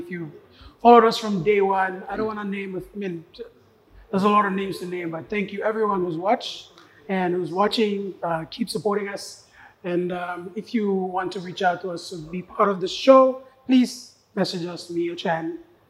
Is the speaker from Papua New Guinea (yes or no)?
yes; Lae, Morobe, Papua New Guinea; I grew up in Lae, born and raised.